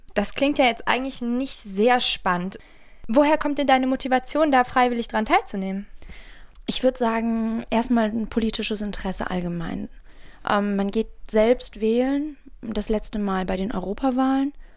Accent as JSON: {"language": "German", "town": "Bonn", "region": "North Rhine-Westphalia", "country": "Germany", "said": "Ich bin ja auch ein Bonner Mädchen"}